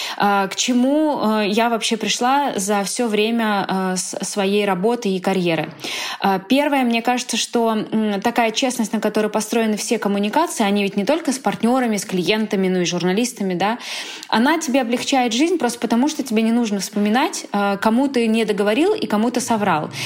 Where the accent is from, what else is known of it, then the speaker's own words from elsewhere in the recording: Moscow, Russia; moved away as an adult; now in Barcelona, Spain; мы вообще из Москвы